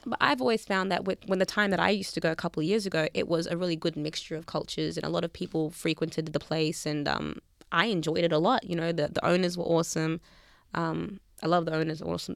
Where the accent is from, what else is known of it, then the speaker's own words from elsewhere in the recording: Melbourne, Victoria, Australia; accent: Aussie; I'm from Melbourne.